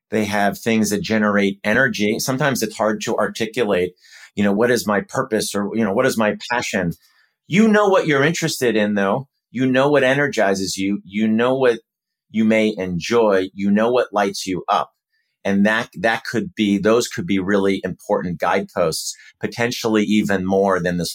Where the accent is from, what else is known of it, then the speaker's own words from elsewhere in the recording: Minnesota, United States; Well, um, I love, I grew up in Minnesota and I think it would be a celebration of the city and the area more broadly.